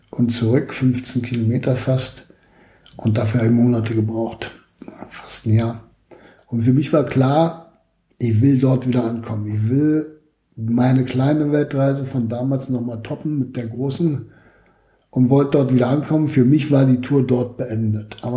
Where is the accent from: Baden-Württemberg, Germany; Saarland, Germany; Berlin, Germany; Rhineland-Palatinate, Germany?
Berlin, Germany; ich bin in Weißensee bei meiner Tante groß geworden.